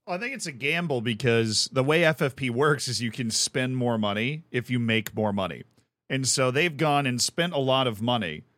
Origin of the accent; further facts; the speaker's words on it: Tampa, Florida, United States; called the Tampa Bay Rays, who are from my hometown